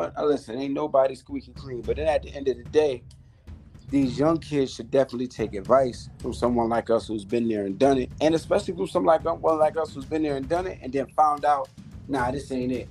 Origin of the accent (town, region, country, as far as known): Rochester, New York, United States; now in Tampa, United States